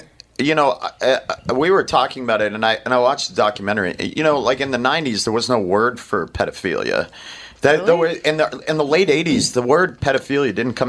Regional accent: Maine, United States; And I grew up in Maine, which is super hyper masculine.

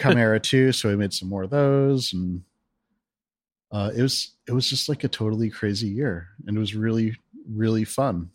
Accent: East Coast, Northeast, United States; moved away as an adult; also born or lived in Western Pennsylvania / Seattle; now in Portland, United States; I'm from the East Coast

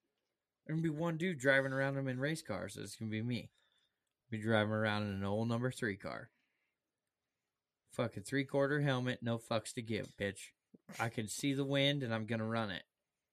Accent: United States; I'm American proud, man.

